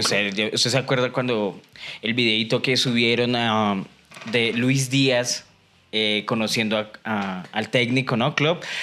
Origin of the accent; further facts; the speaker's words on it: Colombia; nosotros como colombianos